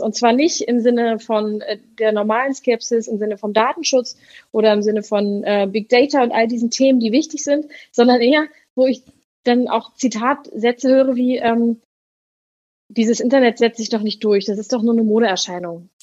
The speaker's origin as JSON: {"language": "German", "region": "Berlin", "country": "Germany", "said": "ich komme aus Berlin, bin 33 Jahre alt und arbeite als Pfarrerin im Kirchenkreis Tempelhof-Schöneberg."}